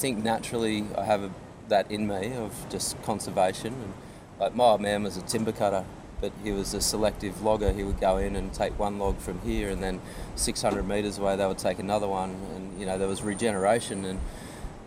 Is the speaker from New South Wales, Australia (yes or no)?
yes; Byron Shire, New South Wales, Australia; also born or lived in Manly; growing up in the Byron Shire